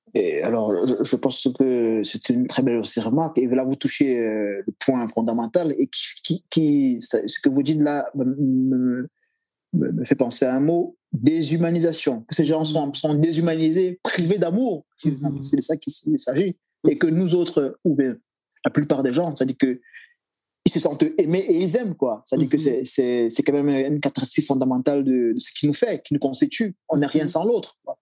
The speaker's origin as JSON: {"language": "French", "country": "Cameroon", "said": "je suis Camerounais"}